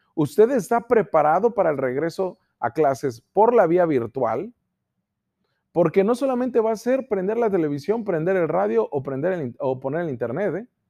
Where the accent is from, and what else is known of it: Mexico